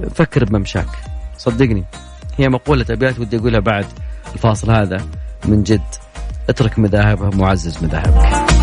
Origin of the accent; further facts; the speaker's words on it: Riyadh, Riyadh Province, Saudi Arabia; عندنا في الرياض